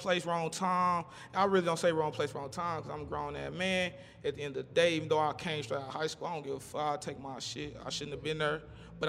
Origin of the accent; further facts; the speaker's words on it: St. Louis, Missouri, United States; Y'all always from New York, I'm from St. Louis, and we locked in, barely know each other.